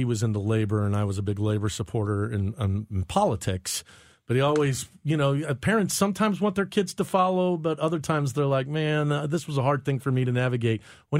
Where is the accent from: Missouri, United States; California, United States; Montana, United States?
Missouri, United States; St. Charles; I grew up in St. Charles.